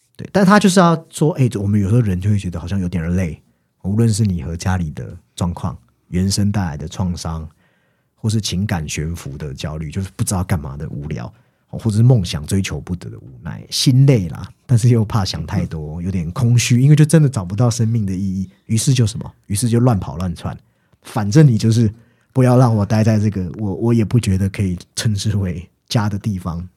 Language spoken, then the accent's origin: Chinese; Taiwan; 我们台湾人